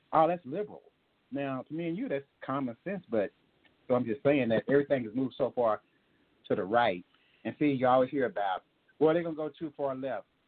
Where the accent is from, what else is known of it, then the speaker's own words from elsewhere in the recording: Tyler, Texas, United States; Tyler kind of like my hometown. I told you about I got roots down there